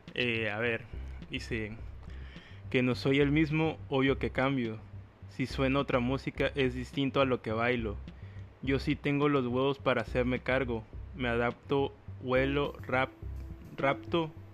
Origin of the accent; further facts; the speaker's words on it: Veracruz, Mexico; accent: cantadito; Veracruz, mi hermoso puerto